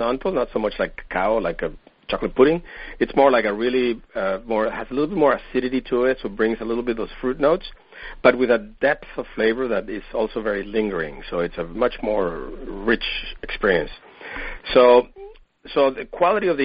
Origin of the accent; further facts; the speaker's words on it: Venezuela; moved away as an adult; also born or lived in Paris, France; now in San Diego, United States; I'm originally from Venezuela, and I came to the U.S. to study biomedical engineering way back in the 80s